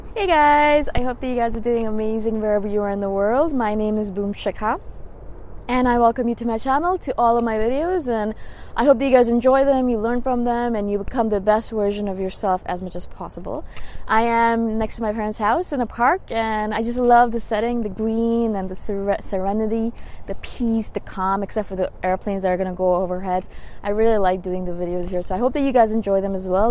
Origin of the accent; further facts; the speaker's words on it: India; moved away; I'm originally from India, and a lot of them are still back home